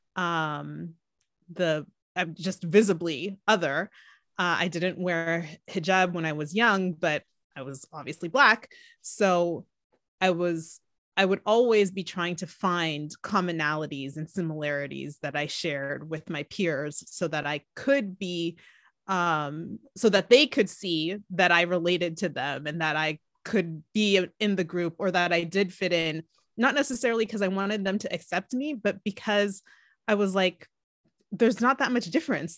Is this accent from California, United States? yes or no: yes; California, United States; also born or lived in Atlanta, Georgia; I was born in Atlanta, Georgia. Um, and then we moved to California when I was about five years old, so I pretty much feel like I'm a Cali-, Cali girl